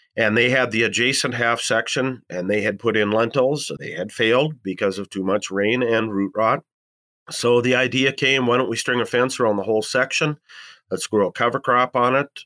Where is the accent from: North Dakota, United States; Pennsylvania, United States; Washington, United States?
North Dakota, United States; Columbus; I'm from Columbus, North Dakota